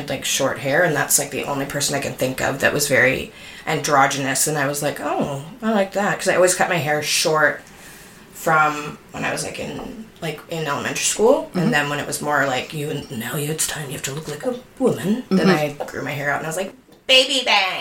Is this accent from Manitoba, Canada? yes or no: yes; Winnipeg, Manitoba, Canada; moved away as an adult; also born or lived in Montreal; now in Toronto, Canada; I'm from Winnipeg originally, I'm moving to Toronto, like, 3 years ago, and I lived in Montreal from when I was, like, 23 to 28